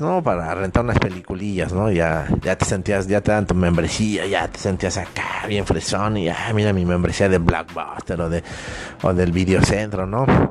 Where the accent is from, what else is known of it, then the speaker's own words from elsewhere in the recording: Mexico; yo personalmente soy mexicano